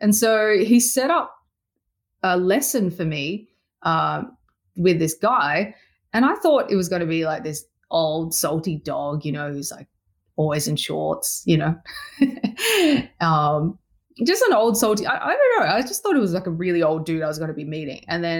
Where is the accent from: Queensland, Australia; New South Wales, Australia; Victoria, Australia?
New South Wales, Australia; Sydney; I'm moving back to Sydney. I'm from the Northern Beaches of Sydney.